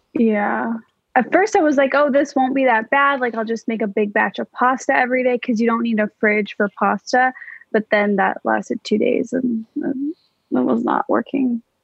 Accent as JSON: {"language": "English", "town": "Skokie", "region": "Illinois", "country": "United States", "tie": "born or raised there", "said": "my hometown, Skokie, Illinois"}